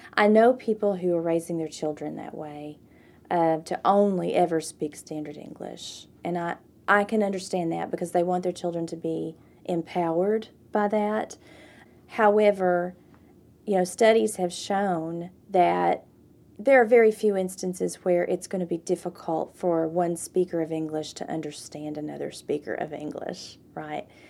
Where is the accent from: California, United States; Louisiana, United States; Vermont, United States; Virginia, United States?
Virginia, United States; Jonesville; also born or lived in Indiana, Pennsylvania; I grew up down in Lee County, Virginia, in Jonesville